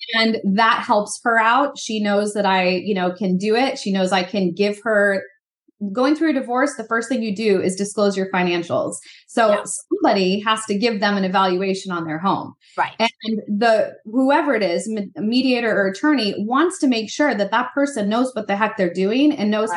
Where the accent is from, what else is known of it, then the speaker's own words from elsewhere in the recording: East Coast, United States; I grew up on the East Coast too.